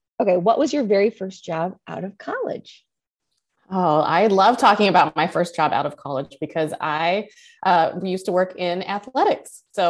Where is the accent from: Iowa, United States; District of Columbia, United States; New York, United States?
Iowa, United States; I'm from Iowa. I had no idea what water polo was until I got there